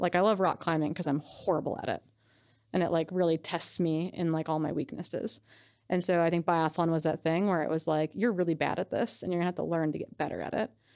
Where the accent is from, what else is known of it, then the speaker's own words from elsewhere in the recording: Wisconsin, United States; moved away as an adult; also born or lived in Montana; I grew up in Wisconsin, so I've been, like, shooting B B guns and guns since I was a little kid